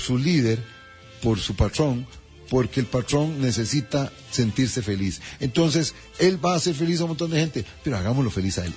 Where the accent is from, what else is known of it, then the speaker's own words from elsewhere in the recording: Costa Rica; como somos los ticos